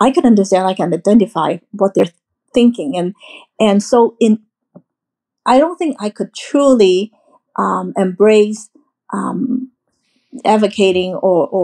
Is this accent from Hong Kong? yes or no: yes; Hong Kong; moved away as an adult; now in United States; when I was growing up in Hong Kong, I was majority.